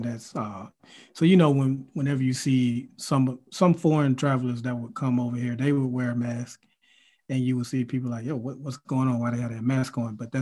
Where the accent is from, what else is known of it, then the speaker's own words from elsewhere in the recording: Mobile, Alabama, United States; we're both from Alabama, went to the same high school in Mobile, Alabama